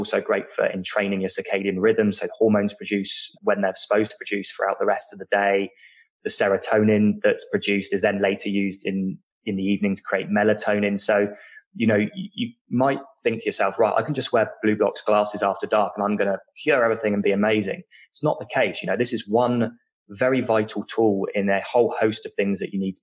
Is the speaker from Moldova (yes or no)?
no; United Kingdom; accent: British; people can tell from my accent that I'm British